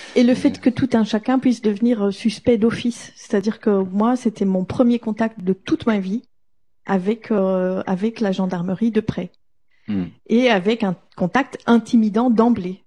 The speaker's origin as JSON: {"language": "French", "country": "Belgium", "said": "en tant que Belge"}